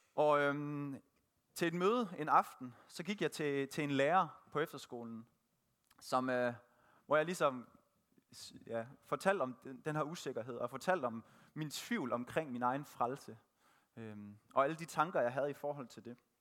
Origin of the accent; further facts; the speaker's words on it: Thisted, North Denmark Region, Denmark; Født og opvokset i Tisted